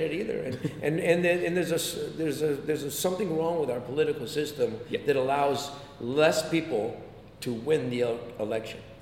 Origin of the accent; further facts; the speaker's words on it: San Jose, California, United States; moved away as an adult; I grew up in, in San Jose, California